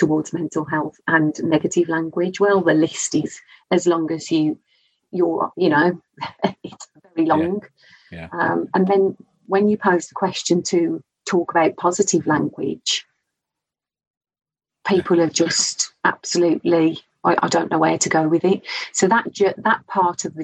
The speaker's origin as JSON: {"language": "English", "region": "Scotland", "country": "United Kingdom", "accent": "Scottish", "said": "I'm Scottish"}